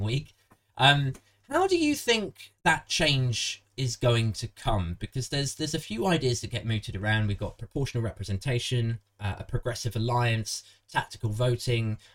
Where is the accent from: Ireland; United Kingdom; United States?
United Kingdom; Maidenhead, South East England; I'm from Maidenhead originally.